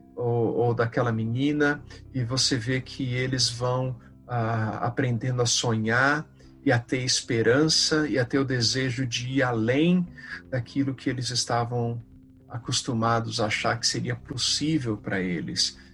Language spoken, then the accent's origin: Portuguese; Brazil; first language Portuguese; a gente, como voluntário, como brasileiro, a gente cresce